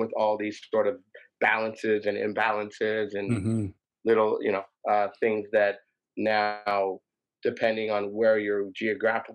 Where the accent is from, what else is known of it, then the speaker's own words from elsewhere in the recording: Toronto, Ontario, Canada; I grew up in the East End, like Woodbine and Queen of the Beaches